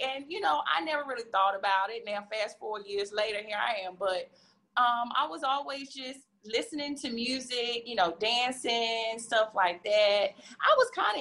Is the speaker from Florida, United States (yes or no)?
no; Danville, Virginia, United States; moved away as an adult; now in Memphis, United States; I'm originally from, born and raised in Danville, Virginia.